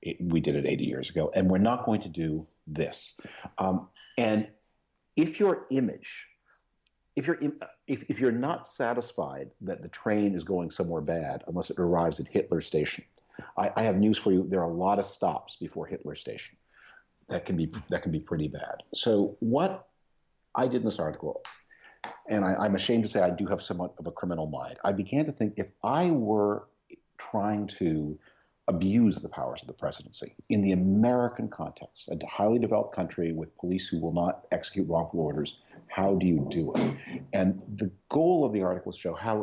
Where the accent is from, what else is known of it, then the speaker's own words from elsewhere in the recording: Canada; moved away; also born or lived in United Kingdom; I was born in Canada, and I run a think tank in the United Kingdom